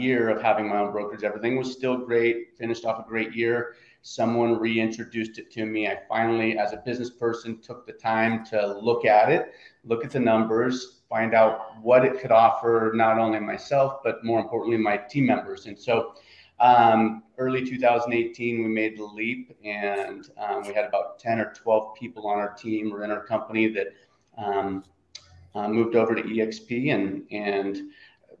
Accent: Oregon, United States; Oregon, grew up, born and raised in Oregon, and ended up in Southern Oregon after college

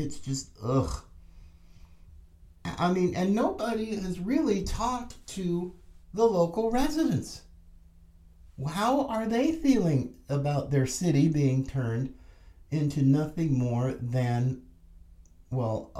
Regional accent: United States; also born or lived in Florida; we, as Americans

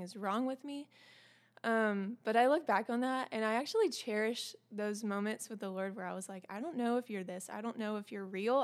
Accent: the South, United States; I'm also from the South

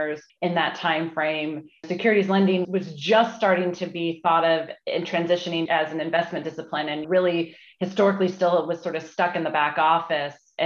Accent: Southern California, United States; we're both from Southern California originally, and we actually went to rival high schools

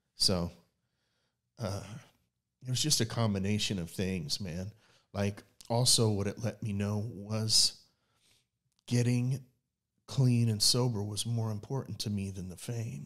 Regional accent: Oklahoma City, Oklahoma, United States; we're from Oklahoma City

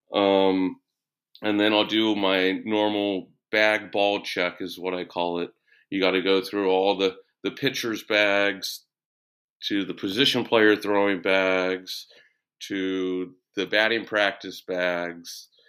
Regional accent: Bay Area, California, United States; I'm from the Bay Area

